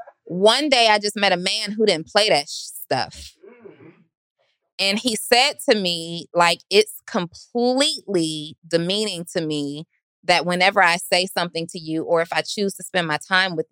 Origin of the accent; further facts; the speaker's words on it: Atlanta, Georgia, United States; I'm from Atlanta.